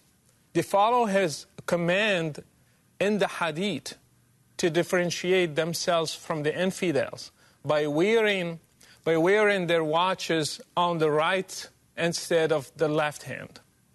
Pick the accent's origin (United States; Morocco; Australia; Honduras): Morocco; English is a second language; moved away; Mr. President, I grew up in Morocco supposedly a moderate country, yet I still learned at a young age to hate the enemies of Allah, especially Jews and Christians.